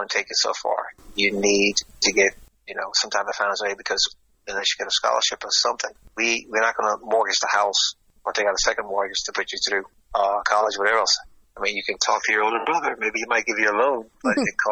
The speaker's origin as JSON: {"language": "English", "region": "Florida", "country": "United States", "also_born_or_lived": "Ireland", "moved": "yes", "said": "I'm from Florida"}